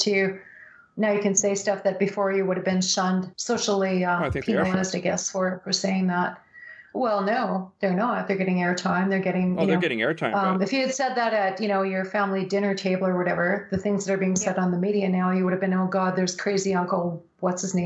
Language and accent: English; Canada; I as a Canadian